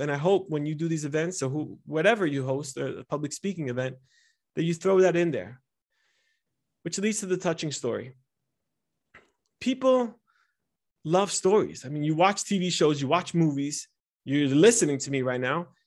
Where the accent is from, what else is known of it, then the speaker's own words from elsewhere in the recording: United States; first language Italian; English is a second language; was born and raised in America, and I was born and raised in an Italian home, and my neighborhood was Spanish, so my third language was, ended up being English.